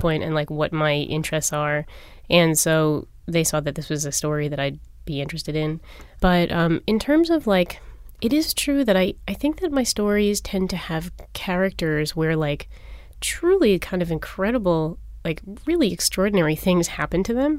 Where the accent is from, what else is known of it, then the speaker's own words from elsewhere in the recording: New York, United States; moved away as an adult; now in Philadelphia, United States; I'm actually a New York native